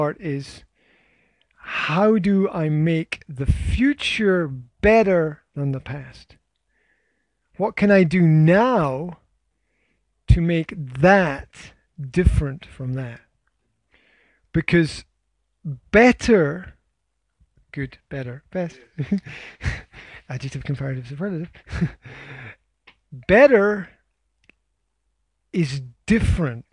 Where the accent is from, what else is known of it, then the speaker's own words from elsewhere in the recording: Scotland, United Kingdom; I am Scottish